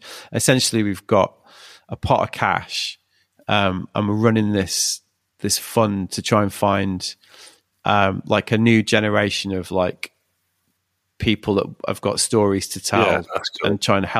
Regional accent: United Kingdom; But well, we're British, like the idea that we can like with a straight face go like

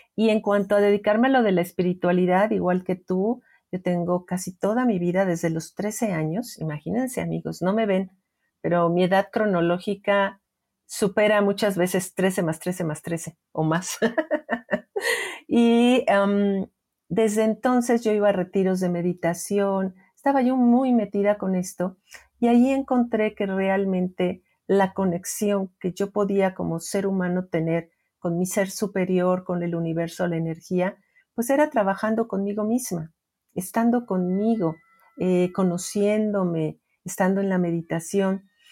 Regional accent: Mexico; en mi país, que es México

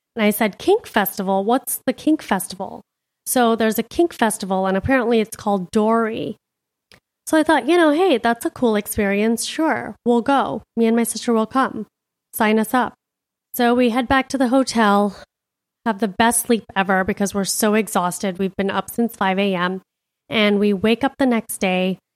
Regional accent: Miami, Florida, United States; now in Scottsdale, United States; I'm a city girl. I'm from Miami.

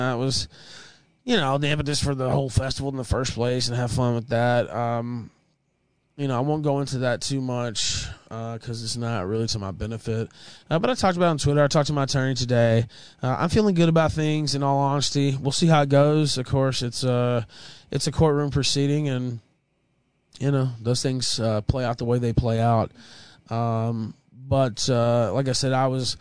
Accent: the South, United States; moved away; I'm from the South

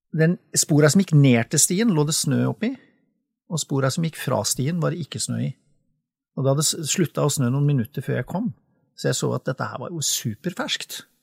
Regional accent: Sarpsborg, Østfold, Norway; now in Sørumsand, Norway; jeg er oppvokst i Sarpsborg

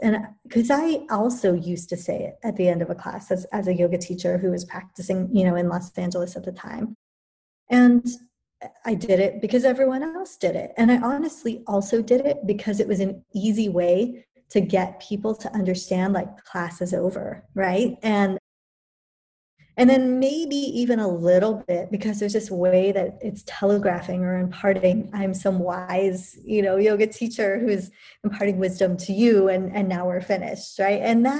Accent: England, United Kingdom; born there; I was born in England to an Indian and British parents.

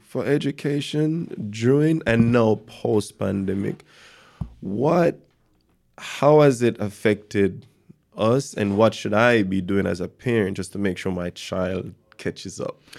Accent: Jamaica; growing up in Jamaica

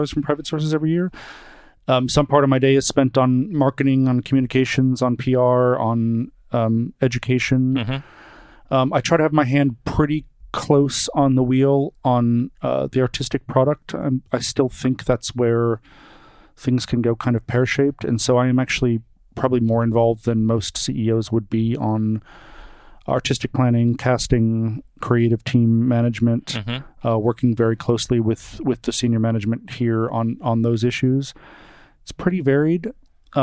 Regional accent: Brockton, Massachusetts, United States; moved away; I'm from a suburb outside of Boston, about 18 miles south of Boston, called Brockton, Massachusetts.

